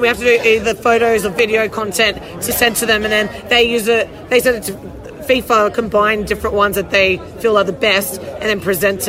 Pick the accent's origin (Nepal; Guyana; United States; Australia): Australia; Brisbane, Queensland; I'm from Brisbane.